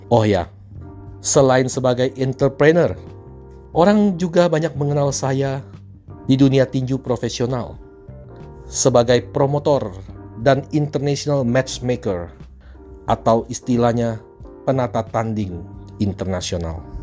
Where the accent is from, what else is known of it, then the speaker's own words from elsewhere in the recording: Palembang, South Sumatra, Indonesia; Saya lahir di Palembang sebuah kota yang indah dan kaya sejahtera di Sumatera Selatan